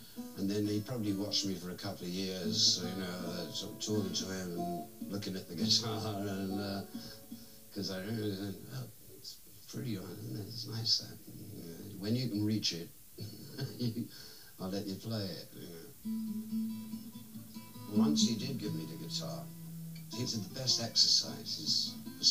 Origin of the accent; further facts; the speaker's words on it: England, United Kingdom; Growing up in England just after the war, there was rubble everywhere.